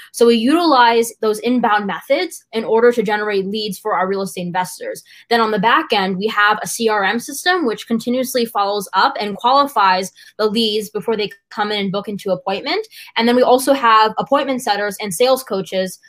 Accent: United States; I was born and raised in the United States, but my family is from India

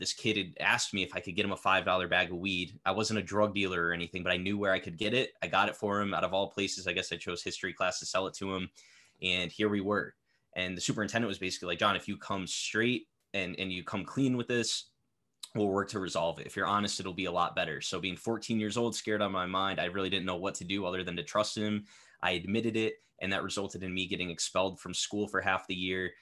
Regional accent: Connecticut, United States; I'm from Connecticut

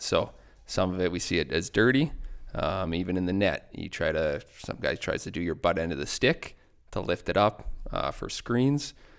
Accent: Bruno, Saskatchewan, Canada; moved away; also born or lived in Lloydminster; I grew up, uh, in Bruno, Saskatchewan.

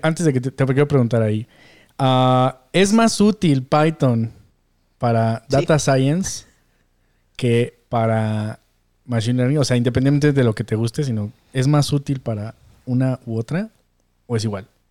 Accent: Mexico; como mexicanos, como latinos

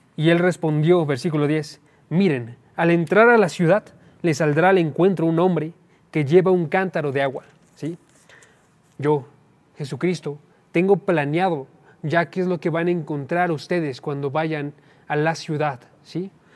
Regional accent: Oaxaca, Mexico; moved away; yo soy de Oaxaca, entonces cuando estaba yo en Oaxaca tenía parientes aquí

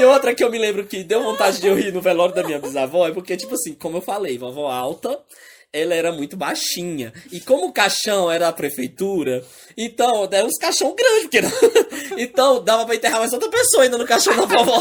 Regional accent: Northeast Region, Brazil; moved away

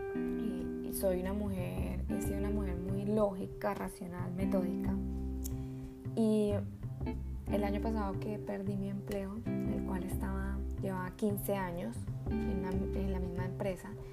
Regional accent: Colombia; soy de Colombia

